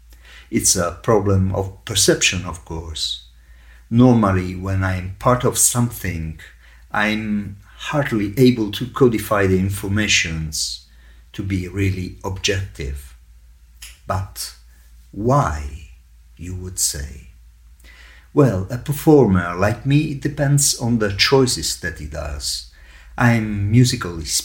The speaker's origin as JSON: {"language": "English", "town": "Catania", "region": "Sicily", "country": "Italy", "tie": "born or raised there", "moved": "as an adult", "lives_now": "Rome, Italy", "said": "I was born in Sicily and I moved to Rome in 1980 to follow my musical studies."}